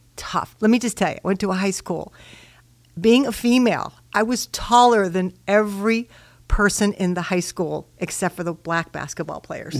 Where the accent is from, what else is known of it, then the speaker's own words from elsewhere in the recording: Chicago, Illinois, United States; I was raised in Chicago, Illinois